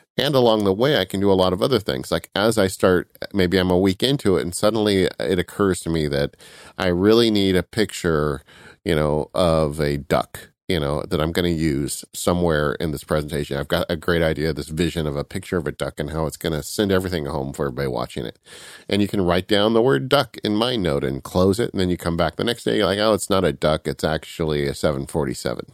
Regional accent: California, United States; I'm from California

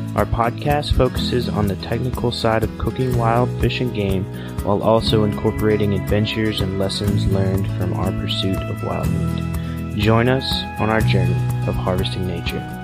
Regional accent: southern Oklahoma, United States; Growing up in Oklahoma, we have, uh, there's not a whole lot of pheasants in southern Oklahoma

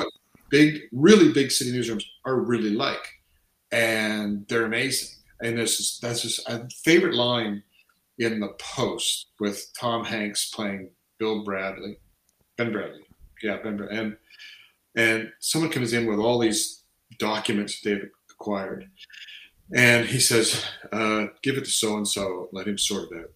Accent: Canada; I've lived here since I say since just before I turned four

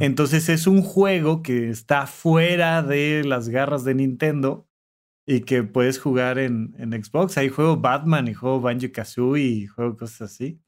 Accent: Almoloya de Juárez, State of Mexico, Mexico; soy de Toluca y además no solo soy de Toluca, soy de Almoloya de Juárez

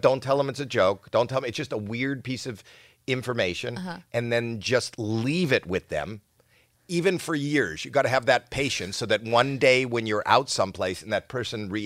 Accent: Canada; I'm Canadian

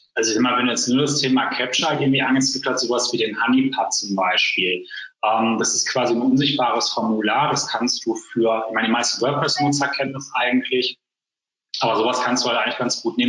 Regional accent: Essen, North Rhine-Westphalia, Germany; bei uns in Essen

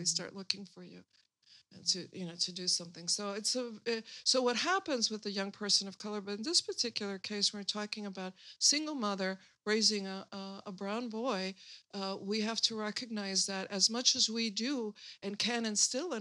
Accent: Chicago, Illinois, United States; I was born and raised in Chicago

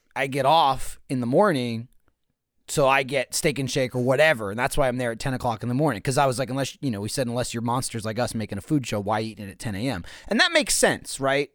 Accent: East Coast, United States; moved away; I grew up on the East Coast where there's just hot dogs everywhere

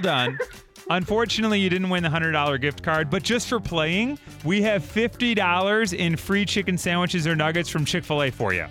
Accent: Chicago, Illinois, United States; Growing up in Chicago

